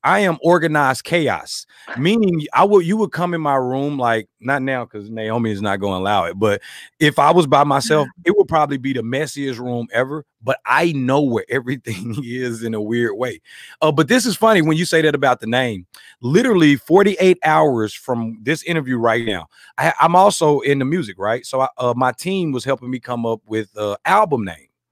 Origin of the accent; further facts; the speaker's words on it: Arkansas, United States; I'm from Arkansas, the Bible Belt